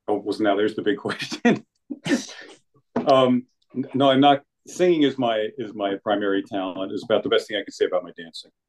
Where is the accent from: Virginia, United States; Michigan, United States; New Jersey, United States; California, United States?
New Jersey, United States; Middletown; moved away as an adult; also born or lived in Germany / Indiana; I grew up in uh, Middletown, Monmouth County